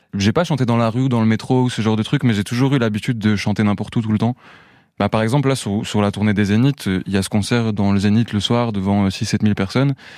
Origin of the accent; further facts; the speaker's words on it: Sochaux, Bourgogne-Franche-Comté, France; also born or lived in Montenegro; je suis parti de Besançon, en tout cas de la région, de Sochaux